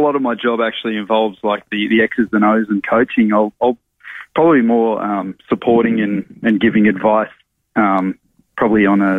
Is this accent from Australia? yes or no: yes; South Australia, Australia; moved away as an adult; given that I'm from South Australia and I've played interstate for so long.